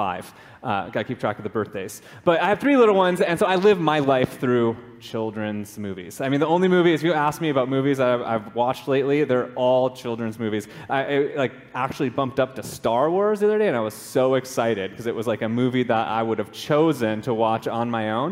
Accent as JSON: {"language": "English", "region": "Minnesota", "country": "United States", "tie": "born or raised there", "also_born_or_lived": "California / Raleigh-Durham, North Carolina", "moved": "as an adult", "lives_now": "Hawaii, United States", "said": "I grew up in Minnesota"}